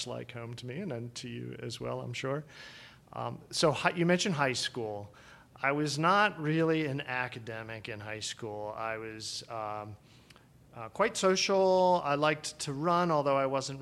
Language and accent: English; West Chester, Pennsylvania, United States; where I grew up in Westchester, Pennsylvania